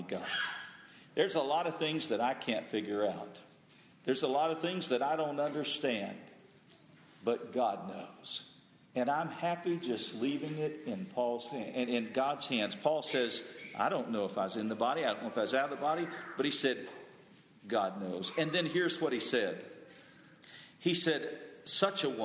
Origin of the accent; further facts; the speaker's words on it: the South, United States; I grew up in the South